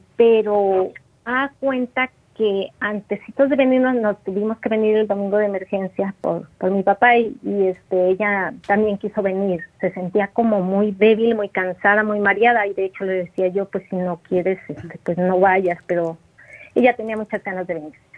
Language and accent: Spanish; Mexico; moved away; yo ando acá en, en mi pueblo, en México